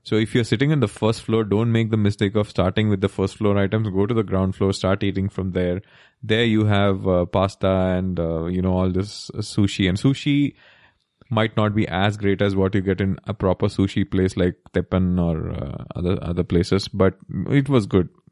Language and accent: English; Kerala, India; we are from Kerala